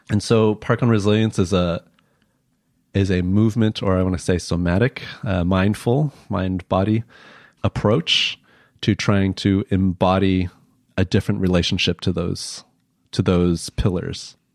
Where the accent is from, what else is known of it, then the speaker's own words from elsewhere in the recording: Chicago, Illinois, United States; common thing as an asian american that i've been asked throughout my life is where are you from? And I'm from, I was born Illinois. In Illinois. yeah, I was born in Chicago.